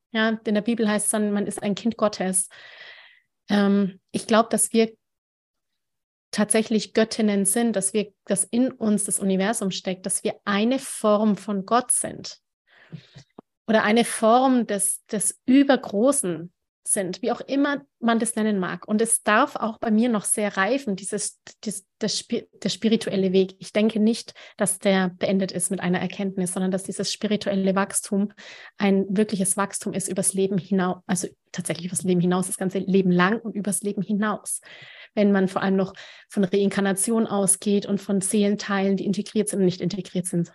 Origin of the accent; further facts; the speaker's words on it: Nuremberg, Bavaria, Germany; Ich bin ja auch aus Nürnberg